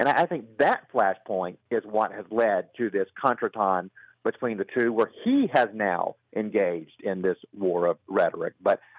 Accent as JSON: {"language": "English", "town": "Brookhaven", "region": "Georgia", "country": "United States", "tie": "born or raised there", "said": "and here in my hometown of Brookhaven"}